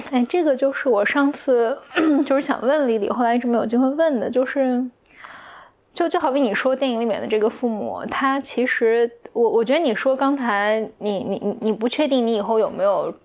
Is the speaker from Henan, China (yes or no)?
no; Anhui, China; 我的家乡就在安徽的一个可能三线城市这样